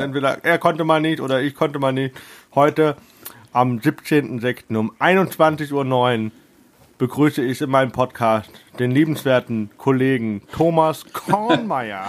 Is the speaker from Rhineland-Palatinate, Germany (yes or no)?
no; Heidelberg, Baden-Württemberg, Germany; als Heidelberger